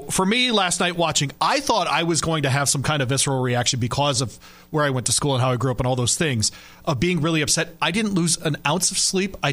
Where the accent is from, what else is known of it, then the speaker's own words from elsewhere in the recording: Michigan, United States; growing up in Michigan